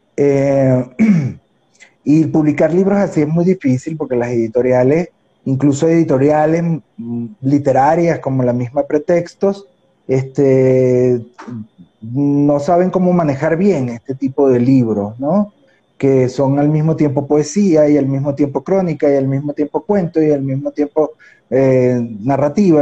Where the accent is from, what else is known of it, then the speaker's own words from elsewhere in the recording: Puerto Cabello, Carabobo, Venezuela; yo soy un porteño ucraniano